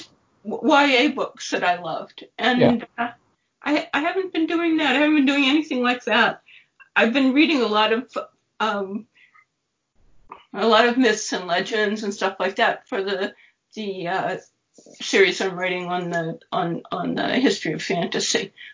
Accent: Dorchester, Massachusetts, United States; born there; also born or lived in Boston / Cambridge; I was born in Dorchester in Massachusetts, mm-hmm. but I'm not from Dorchester. My parents didn't live in Dorchester or anything, and I've never lived in Dorchester.

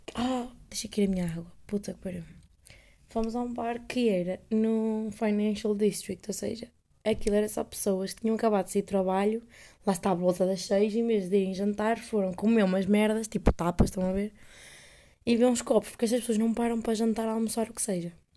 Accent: Coimbra, Centro, Portugal; moved away as an adult; now in Amsterdam, Netherlands

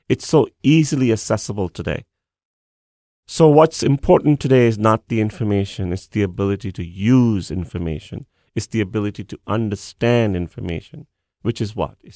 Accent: India; moved away as an adult; now in United States

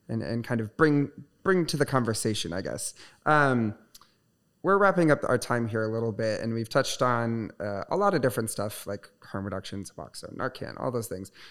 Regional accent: Michigan, United States; because I moved here from Southwest Michigan, which is very small, very conservative.

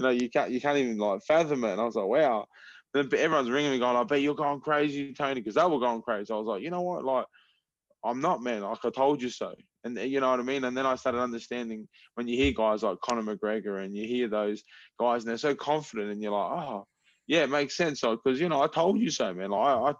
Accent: Adelaide, South Australia, Australia; moved away as an adult; now in Florida, United States; I'm from Adelaide, South Australia.

